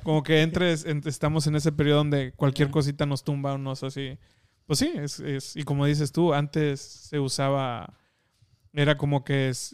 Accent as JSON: {"language": "Spanish", "country": "Mexico", "tie": "born or raised there", "said": "nosotros que crecimos en México"}